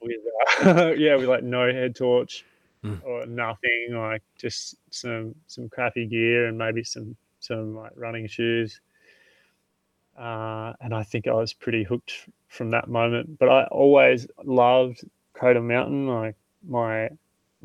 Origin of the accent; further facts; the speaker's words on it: Devonport, Tasmania, Australia; moved away as an adult; also born or lived in Launceston, Tasmania / Scottsdale, Tasmania / Brisbane, Queensland; now in Spain; for all of my childhood, I lived in Devonport